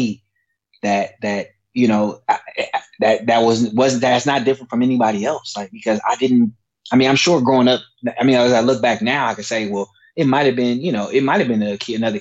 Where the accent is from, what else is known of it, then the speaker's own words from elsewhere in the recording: Oakland, California, United States; now in Sacramento, United States; I grew up in Oakland, California